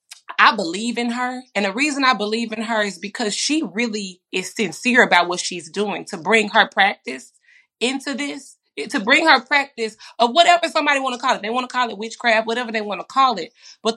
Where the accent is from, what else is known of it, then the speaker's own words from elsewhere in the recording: the South, United States; So, you know, I'm from the South, and now that people have stepped into different spaces of...